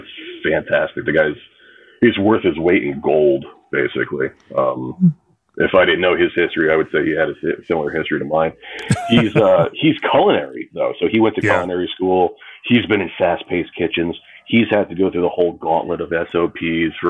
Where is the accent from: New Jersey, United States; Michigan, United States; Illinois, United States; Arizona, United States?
New Jersey, United States; moved away as an adult; also born or lived in Oregon / St. Croix, U.S. Virgin Islands; now in Orlando, United States; Growing up in New Jersey and being a beach kid